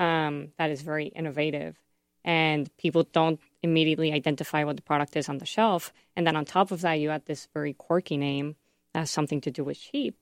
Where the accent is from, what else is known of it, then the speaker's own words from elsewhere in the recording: Mexico; now in United States; I'm from Mexico